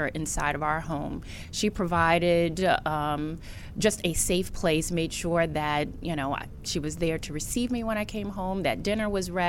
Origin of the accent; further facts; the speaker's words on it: Washington, District of Columbia, United States; I'm originally from the Washington, D.C.